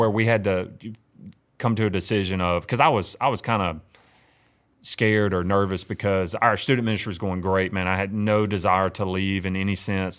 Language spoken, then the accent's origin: English; Winona, Mississippi, United States; moved away as an adult; also born or lived in New Orleans, Louisiana; now in Cleveland, United States; I grew up in Winona, Mississippi